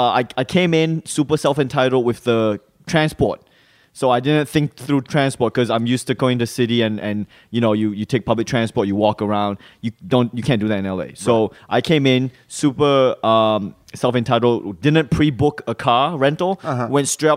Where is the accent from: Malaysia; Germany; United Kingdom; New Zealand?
Malaysia; also born or lived in Singapore; now in Australia; when I was growing up in Malaysia and Singapore, the US dollar was like seen, for some reason, I just saw that as the ultimate currency.